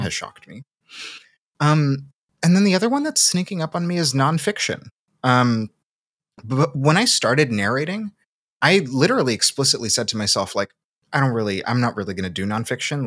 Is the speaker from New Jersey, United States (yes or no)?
no; Seattle, Washington, United States; accent: Pacific Northwest; also born or lived in Salvador, Brazil / Massachusetts; I was born in Salvador, and I came to Seattle pretty young. I grew up there, so that's where a lot of, that's where a lot of my accent comes from, is the Pacific Northwest